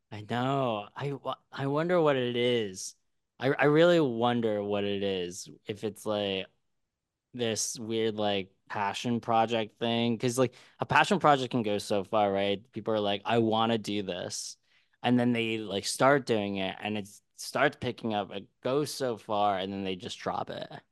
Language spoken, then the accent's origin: English; Philadelphia, Pennsylvania, United States; I'm from Philly, and I used to go to the Matt Deason block parties all the time